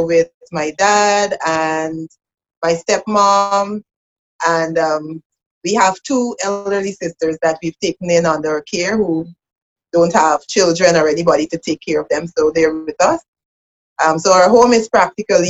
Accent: Georgetown, Demerara-Mahaica, Guyana; I am from Georgetown, Guyana. I'm from the capital of Guyana.

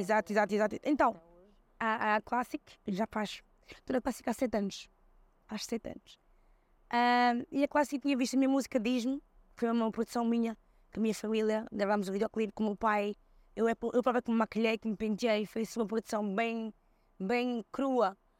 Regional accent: Seixal, Lisbon, Portugal; also born or lived in Switzerland / Cape Verde; Que é a nossa casa, onde eu também cresci, eh, no Seixal

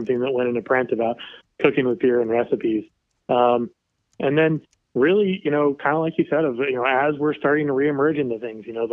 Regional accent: Kansas City, United States; I grew up in Kansas City

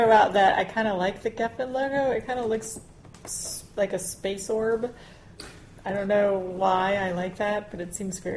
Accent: the South, United States; we're all from the South.

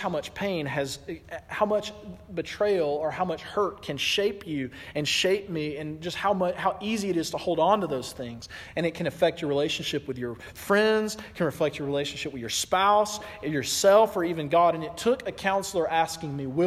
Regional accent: the South, United States; I'm from the South

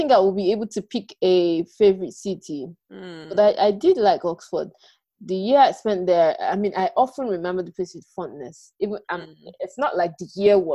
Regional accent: Nigeria; moved away as an adult; also born or lived in Ibadan, Nigeria / Abuja, Nigeria / Ghana; I lived in Abuja, so my growing up was between Ibadan and Abuja.

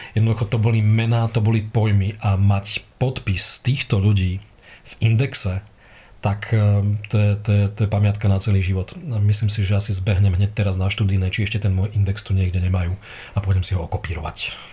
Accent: Trnava, Trnava Region, Slovakia; Ja som Trnavčan, Trnaučan s veľkým T a s F uprostred, lokál patrióda

